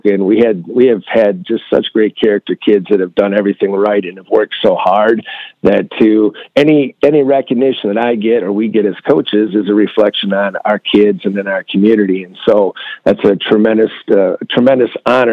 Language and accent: English; Michigan, United States; I'm from Michigan